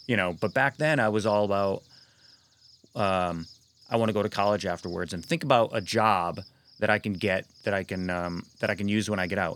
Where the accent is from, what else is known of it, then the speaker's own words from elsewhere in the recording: Sacandaga Lake, New York, United States; also born or lived in North Carolina / Broadalbin, New York; I grew up there on the Sacondaga Lake between the Catskills and the Adirondacks.